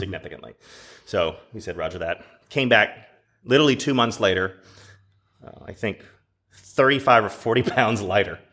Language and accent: English; Dallas, Texas, United States; I grew up in Dallas